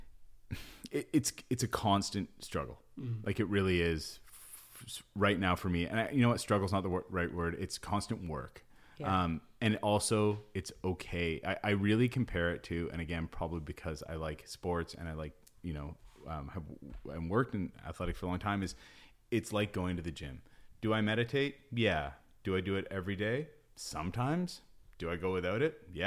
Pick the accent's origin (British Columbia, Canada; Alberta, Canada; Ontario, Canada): British Columbia, Canada; North Shore; I spent so much time growing up in the North Shore, up in the mountains